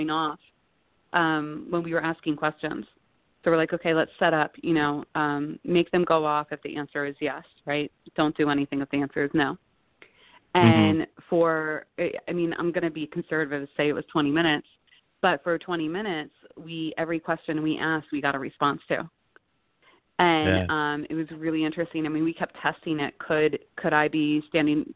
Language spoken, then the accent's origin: English; Scotland, United Kingdom; I'm Scottish